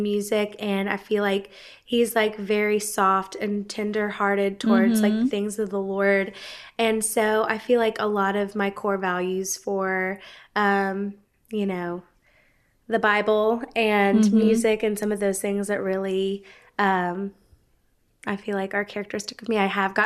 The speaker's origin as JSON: {"language": "English", "town": "Gainesville", "region": "Georgia", "country": "United States", "tie": "born or raised there", "also_born_or_lived": "Oakwood, Georgia", "said": "I'm originally from Gainesville, Georgia"}